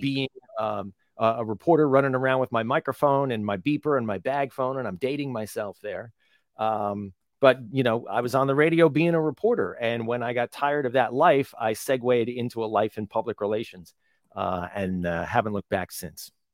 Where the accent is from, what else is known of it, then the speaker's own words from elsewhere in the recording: New Jersey, United States; little tiny town growing up in New Jersey